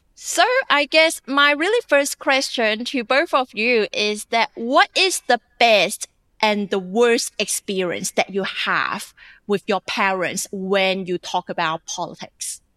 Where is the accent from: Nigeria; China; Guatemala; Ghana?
China; moved away as an adult; also born or lived in Gadigal country (Sydney), Australia; now in Australia; I'm a journalist and former Chinese international student. I'm recording from Garden Grove country.